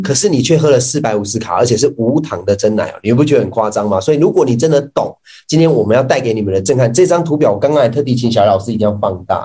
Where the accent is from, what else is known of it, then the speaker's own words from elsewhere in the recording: Taichung, Taiwan; 我们台中人